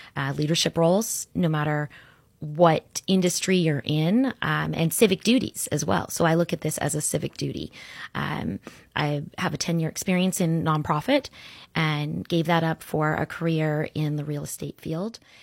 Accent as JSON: {"language": "English", "town": "Orlando", "region": "Florida", "country": "United States", "tie": "born or raised there", "also_born_or_lived": "Sarasota, Florida", "said": "I grew up in Orlando"}